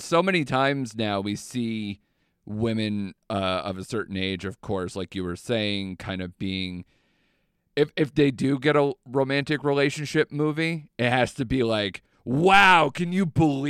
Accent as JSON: {"language": "English", "country": "United Kingdom", "said": "I'm extremely British, and to see all sides. Yeah. We're, you know, cold, emotionless generations that try to slowly come out of our shell"}